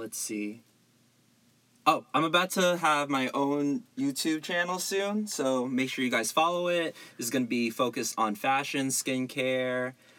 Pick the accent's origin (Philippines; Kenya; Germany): Philippines; also born or lived in Jersey City, New Jersey, United States; now in Alameda, United States; Originally, I'm from Mambusa, Philippines, and then I moved to Jersey City, New Jersey.